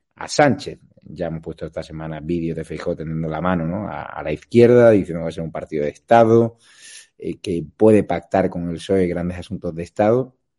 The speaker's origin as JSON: {"language": "Spanish", "region": "Andalusia", "country": "Spain", "said": "los andaluces no somos así, somos un pueblo de acogida"}